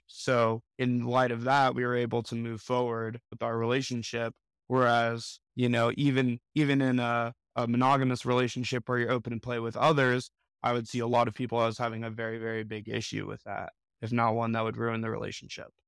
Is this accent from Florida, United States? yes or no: yes; Miami, Florida, United States; now in Denver, United States; I'm from Miami, Florida originally, residing in Denver